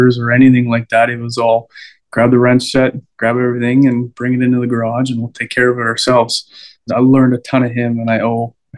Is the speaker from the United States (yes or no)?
no; Waubaushene, Ontario, Canada; I grew up in Wabashine